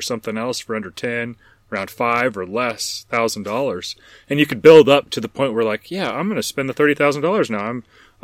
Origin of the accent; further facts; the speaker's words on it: Burns, Oregon, United States; I was in my hometown around Burns or up in these mountains around us in the Northwest